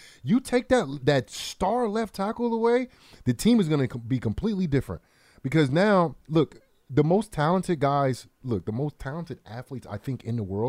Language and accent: English; New Jersey, United States; I'm from Jersey, man.